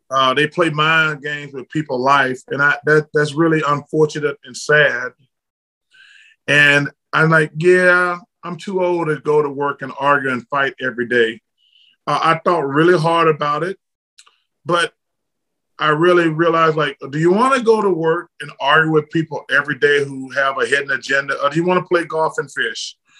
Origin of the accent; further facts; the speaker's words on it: Alabama, United States; I'm from Alabama